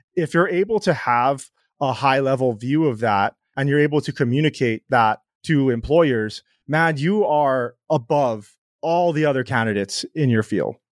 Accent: Hawaii, United States; I grew up in Hawaii

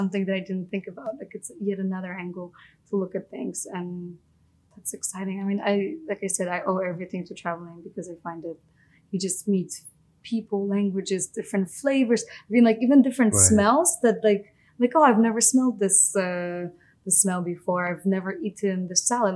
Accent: Poland; moved away; I grew up in Poland.

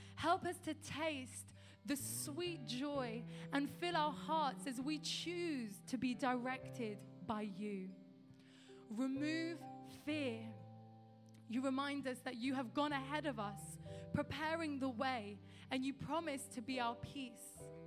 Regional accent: London, United Kingdom; moved away; also born or lived in a small town in the countryside; I'm from London, uh, where I was born and raised, and we moved to a small town in the countryside.

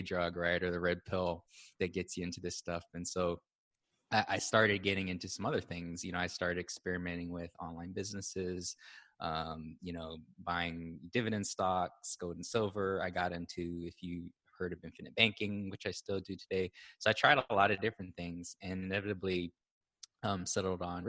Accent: Hawaii, United States; moved away as an adult; also born or lived in Austin, Texas; I was born and raised in Hawaii

